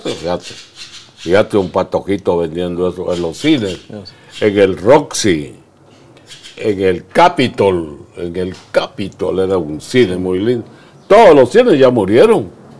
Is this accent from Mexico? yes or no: no; Zacapa, Guatemala; also born or lived in United States; now in Guatemala City, Guatemala; Yo comencé a decir malas palabras en Zacapa, la tierra de Teochema, Rellana